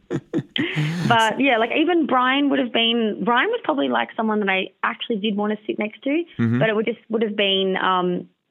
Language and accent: English; Noosa, Queensland, Australia; I'm from Noosa. I work in HR